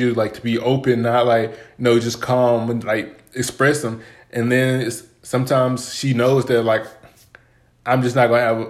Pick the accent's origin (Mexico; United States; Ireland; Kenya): United States; Texas; I grew up in Texas, super hot